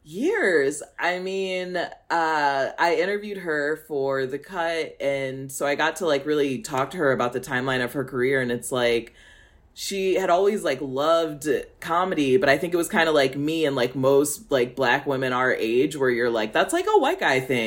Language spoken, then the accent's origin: English; Midwest, United States; As a Midwesterner